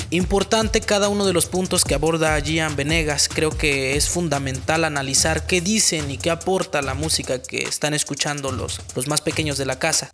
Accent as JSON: {"language": "Spanish", "region": "Oaxaca", "country": "Mexico", "said": "nuestro compromiso como oaxaqueños"}